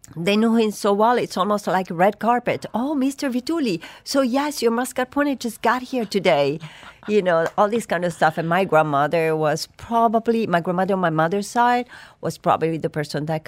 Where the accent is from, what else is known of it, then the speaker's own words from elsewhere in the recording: Bari, Apulia, Italy; also born or lived in Cerignola; I was born in a very small village called Cerignola, very small. But my parents moved to Bari, a bigger city, but still small, when I was four. So I grew up in Puglia